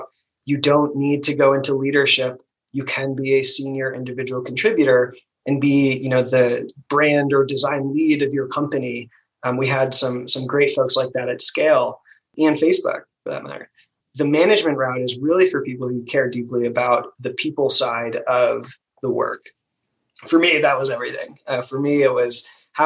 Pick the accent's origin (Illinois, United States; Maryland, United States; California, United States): Maryland, United States; I'm from Maryland